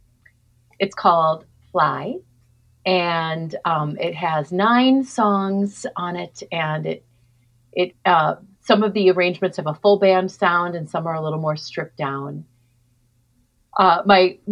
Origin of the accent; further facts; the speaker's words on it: Minneapolis, Minnesota, United States; I'm from Minneapolis, Minnesota.